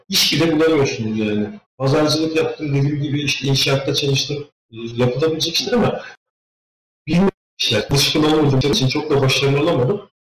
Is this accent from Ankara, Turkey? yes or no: no; İzmir, Turkey; moved away as an adult; now in Finland; Ben İzmir'liyim. E, yani oralıyız